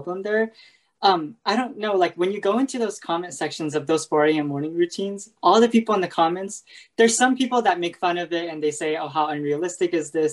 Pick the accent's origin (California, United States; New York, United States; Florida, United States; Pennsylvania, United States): California, United States; I'm from the California area